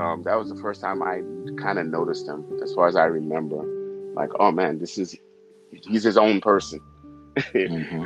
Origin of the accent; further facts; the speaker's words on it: Haiti; English is a second language; now in New York, United States; I was born in Haiti and um, I have to give my parents props because when I, we came here, we didn't have anything